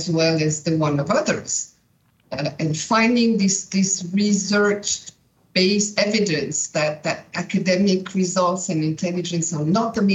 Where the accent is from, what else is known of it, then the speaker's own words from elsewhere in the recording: Switzerland; I was born and raised in Brillantmont, in the school